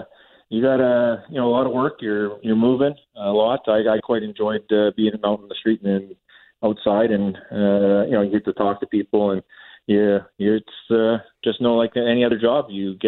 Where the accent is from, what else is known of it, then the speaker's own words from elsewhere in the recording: Minnedosa, Manitoba, Canada; Well, I think it's every Manitoba kid wants to play for the Wheat Kings.